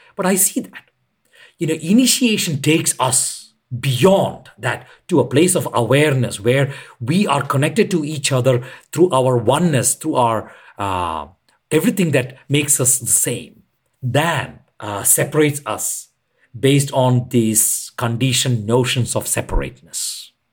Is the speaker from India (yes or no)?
yes; India; I'm an Indian